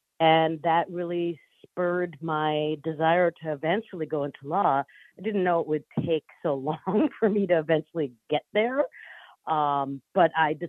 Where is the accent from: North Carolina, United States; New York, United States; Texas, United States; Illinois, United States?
New York, United States; now in California, United States; New York.